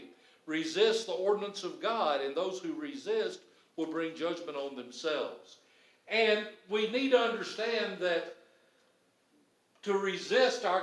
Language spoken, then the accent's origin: English; United States; I'm happy to be an American